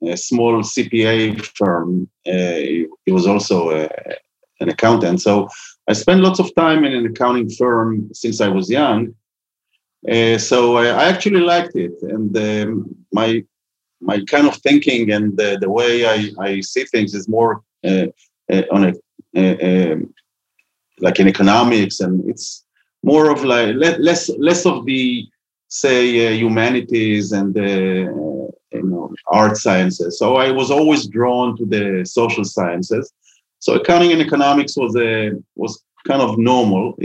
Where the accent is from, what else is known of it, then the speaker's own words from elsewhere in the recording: a suburb of Tel Aviv, Tel Aviv District, Israel; I grew up in a suburb of Tel Aviv and near the sea.